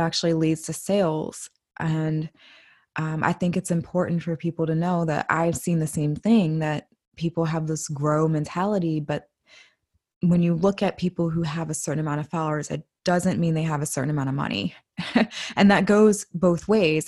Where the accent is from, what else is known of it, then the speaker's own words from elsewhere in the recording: Washington, District of Columbia, United States; my hometown of Washington, D C